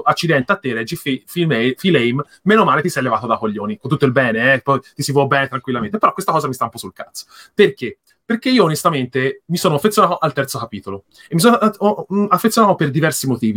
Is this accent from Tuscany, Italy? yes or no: yes; near the Mugello circuit, Tuscany, Italy; Io abito, ad esempio, in, ehm, qui vicino all'autodromo del Mugello